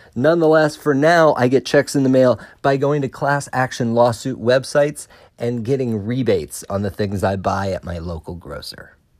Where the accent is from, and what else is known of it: Melbourne, Florida, United States; born or raised there; moved away as an adult; also born or lived in Pensacola